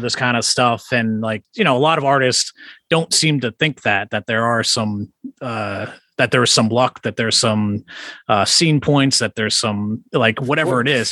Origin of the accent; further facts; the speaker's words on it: Worcester, Massachusetts, United States; I grew up outside of Worcester, like suburb yeah. of Worcester